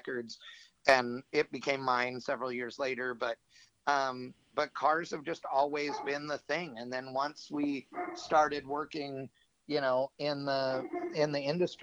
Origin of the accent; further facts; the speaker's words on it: Fremont, California, United States; I grew up in Northern California, basically at Fremont Drag Strip.